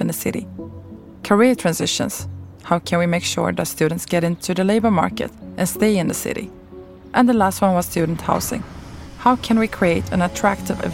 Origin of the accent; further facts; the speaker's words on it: Sweden; moved away as an adult; also born or lived in Turkey / China; now in Malmö, Sweden; I grew up in Sweden, but ended up spending the majority of my adult life abroad